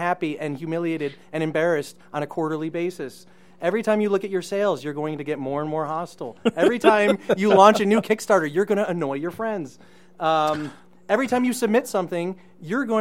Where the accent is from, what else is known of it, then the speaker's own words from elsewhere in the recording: New York, United States; now in Colorado, United States; I've really tried to shed my New York roots, but it's funny because it's like I have this weird ingrained pride about being a New Yorker